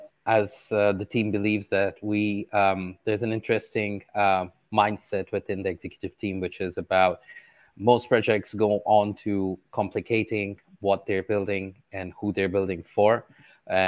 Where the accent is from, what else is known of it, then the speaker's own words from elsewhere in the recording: Qatar; Well, born and raised in Qatar.